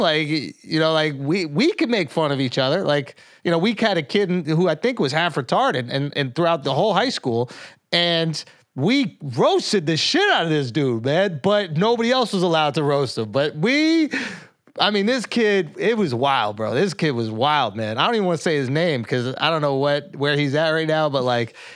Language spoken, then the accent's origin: English; New York, United States; I'm from New York